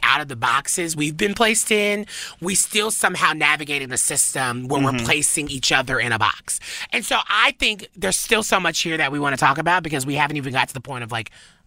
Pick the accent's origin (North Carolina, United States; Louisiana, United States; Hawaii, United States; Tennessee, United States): Tennessee, United States; we're both from Tennessee. For me, from the South